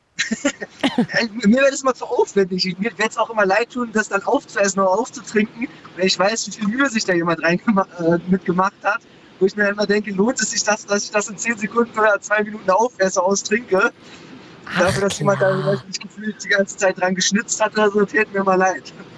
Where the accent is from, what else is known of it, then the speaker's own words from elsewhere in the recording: Berlin, Germany; ich bin aus Schöneberg ursprünglich sozusagen. Ja als ich noch Kind war, war es noch gang und gäbe, dass überall Kinder rumgelaufen sind.